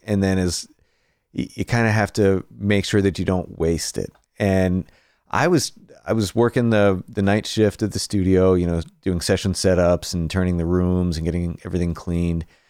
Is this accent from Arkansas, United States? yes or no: no; Greensburg, Pennsylvania, United States; moved away as an adult; now in Nashville, United States; I started off, uh, just outside of Pittsburgh in a town called Greensburg, P